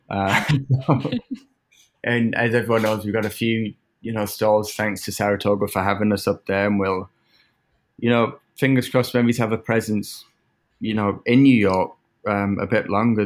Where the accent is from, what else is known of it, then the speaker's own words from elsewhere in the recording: England, United Kingdom; now in United States; growing up in England